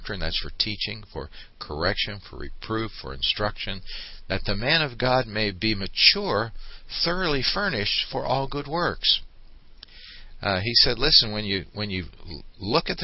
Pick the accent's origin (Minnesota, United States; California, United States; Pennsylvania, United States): Pennsylvania, United States; Pittsburgh; When I was a young kid growing up in Pittsburgh, in the Sheridan section of Pittsburgh